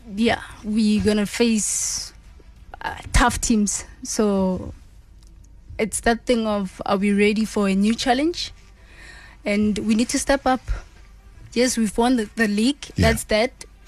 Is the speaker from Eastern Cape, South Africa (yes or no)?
no; Randfontein, Gauteng, South Africa; moved away as an adult; now in Scotland